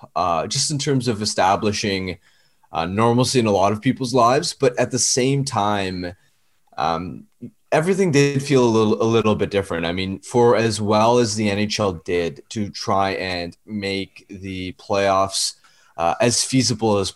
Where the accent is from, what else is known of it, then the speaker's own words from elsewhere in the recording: Vancouver, British Columbia, Canada; my hometown, Vancouver